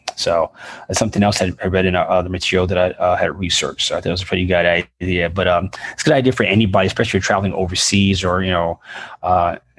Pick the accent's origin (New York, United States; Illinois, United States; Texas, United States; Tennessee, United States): New York, United States; growing up in New York